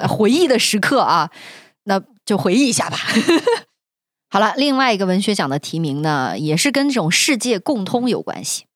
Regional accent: Xinjiang, China; accent: Xinjiang dialect; 新疆方言里面还是简化了， 我们没有 this

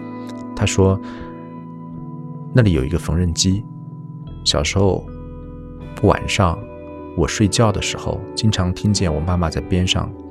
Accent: Zhejiang, China; 就是因为我老家在浙江。自从大学毕业之后，整个的这么几十年，其实就是你跟父母之间，可能也就一年会在逢年过节的时候见一下。

